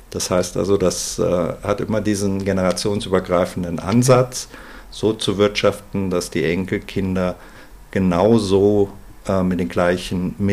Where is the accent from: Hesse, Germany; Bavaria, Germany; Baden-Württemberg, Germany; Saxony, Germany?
Hesse, Germany; born there; now in Munich, Germany; einer Family Investment Holding äh, hier in München und bin gebürtiger Hesse.